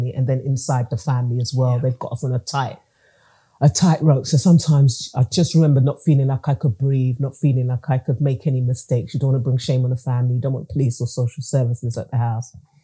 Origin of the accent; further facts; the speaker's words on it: England, United Kingdom; I was born and bred in England, but my family are from Grenada in the Caribbean